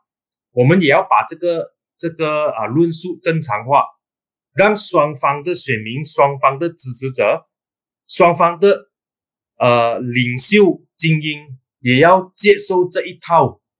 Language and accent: Chinese; Perak, Malaysia; 但至少我是霹雳人啊